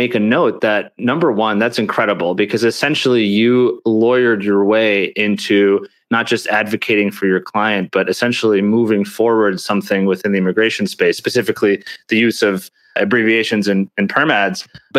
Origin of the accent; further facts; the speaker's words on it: New York City, New York, United States; That's so funny, because as a New Yorker